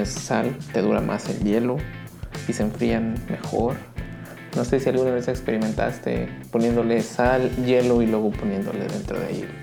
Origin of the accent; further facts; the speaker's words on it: Baja California Sur, Mexico; born there; Yo nací en California Sur, entonces cuando iba con mis tíos allá, un saludo.